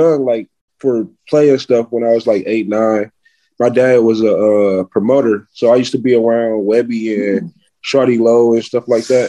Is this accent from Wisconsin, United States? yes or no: yes; Milwaukee, Wisconsin, United States; also born or lived in Atlanta; Yeah, I'm from Milwaukee. I live here and in Atlanta. I'm in Milwaukee right now.